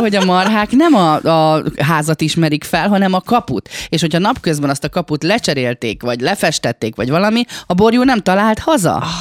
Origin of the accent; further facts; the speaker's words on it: Gyomaendrőd, Békés, Hungary; én vidéki lány vagyok, én gyomendrődi lány vagyok, és nálunk az endrődi falu részen gyermekkoromban